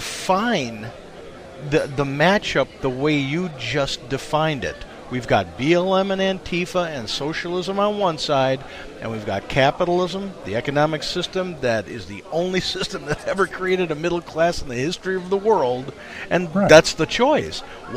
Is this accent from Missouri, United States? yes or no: yes; Missouri, United States; Hey, I'm from Missouri.